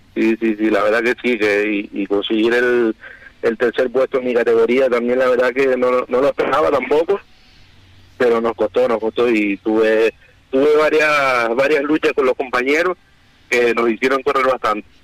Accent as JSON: {"language": "Spanish", "region": "Canary Islands", "country": "Spain", "said": "aquí todos somos canarios"}